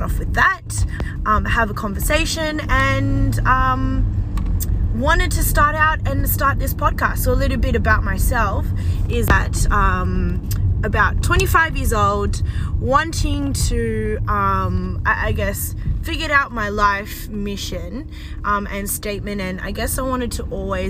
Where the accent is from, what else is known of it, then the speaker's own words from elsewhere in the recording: Australia; I'm Australian and I'm Chinese born. Well, okay, Australian born but Chinese